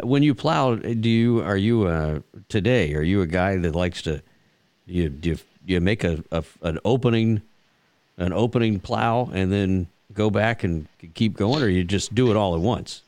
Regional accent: Texas, United States; growing up in Texas, my my dad and a lot of the old ranchers uh, would always talk.

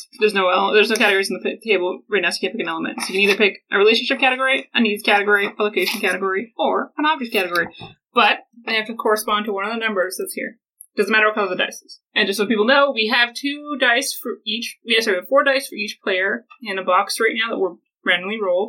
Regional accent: Golden, British Columbia, Canada; We're from Golden.

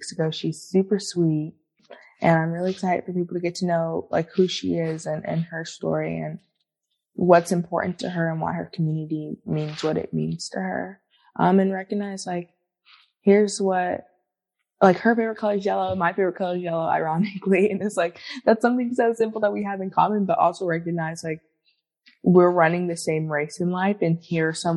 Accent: Atlanta, Georgia, United States; now in Los Angeles, United States; I grew up in Atlanta, so Atlanta, Georgia

